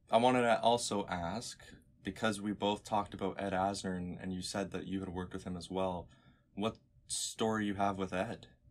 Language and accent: English; Canada; I am some kid from Canada